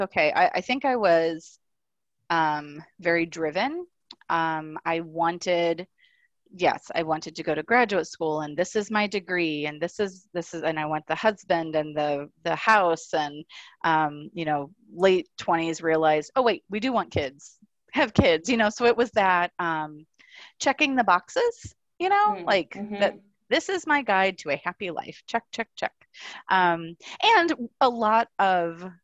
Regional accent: South Florida, United States; I grew up in South Florida

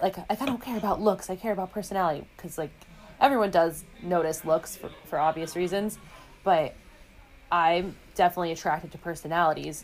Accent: New York City, New York, United States; I, am born and raised in the Big Apple, downtown Manhattan

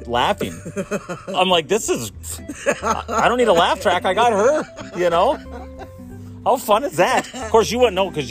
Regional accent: Chassel, Michigan, United States; I grew up in Chassel

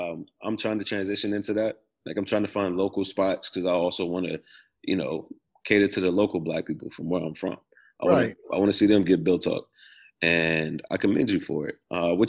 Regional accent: the South, United States; I'm from the South. We known for eating watermelon down here.

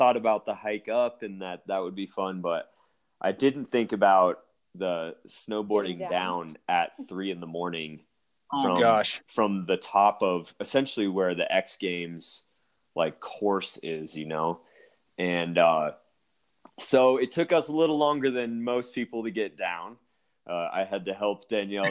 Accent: Denver, Colorado, United States; also born or lived in Aspen, Colorado; I grew up here in Denver

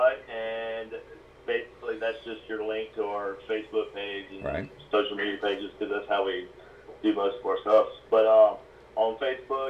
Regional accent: South Carolina, United States; For somebody from South Carolina

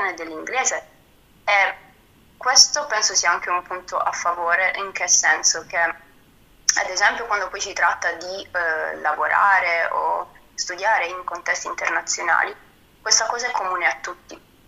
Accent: Apulia, Italy; moved away; vengo dalla Puglia

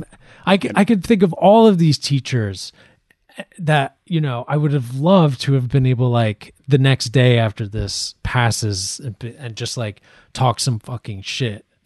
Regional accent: Ireland; I'm Irish

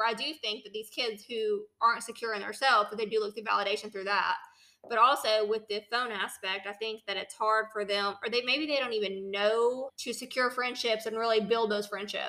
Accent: Tennessee, United States; I grew up in Tennessee.

